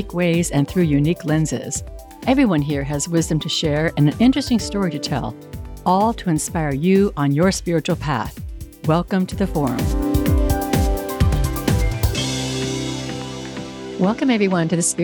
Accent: Northern California, United States; moved away; also born or lived in Houston; I grew up in Northern California, and I spent my entire childhood outdoors

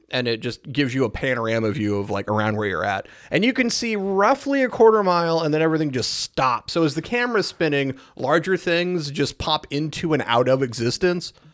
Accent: United States; as an American

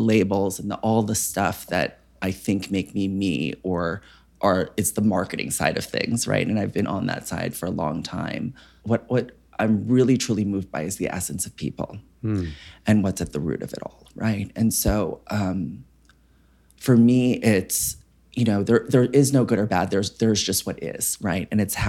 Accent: West Orange, New Jersey, United States; I grew up in Northern New Jersey in West Orange.

